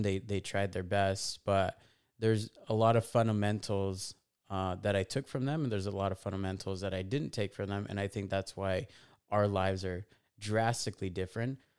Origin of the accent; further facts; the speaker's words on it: Fontana, California, United States; born and raised in a little town called Fontana, California